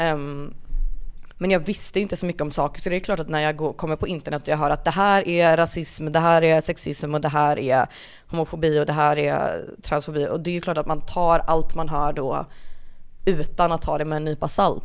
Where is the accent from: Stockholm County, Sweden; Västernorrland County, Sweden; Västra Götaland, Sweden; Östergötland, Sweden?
Västra Götaland, Sweden; Kungälv; also born or lived in Rannebergen, Gothenburg; jag flyttade ju därifrån alldeles för tidigt för att känna någon sorts att det, det är ju inte en kanske. del av min identitet att jag föddes i Rannebergen